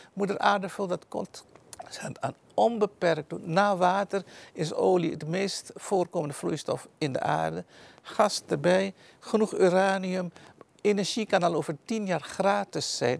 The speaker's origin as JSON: {"language": "Dutch", "country": "Suriname", "tie": "born or raised there", "also_born_or_lived": "Netherlands", "moved": "as an adult", "lives_now": "Almere, Netherlands", "said": "Ik ben in Suriname geboren, heb daar tot mijn achttiende gewoond."}